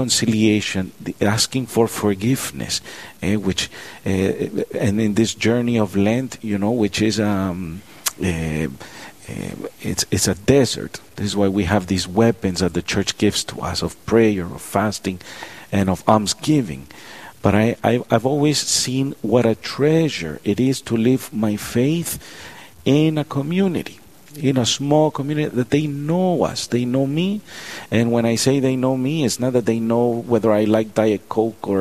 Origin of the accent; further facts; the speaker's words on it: Miami, Florida, United States; moved away as an adult; We grew up in Florida, Miami, Florida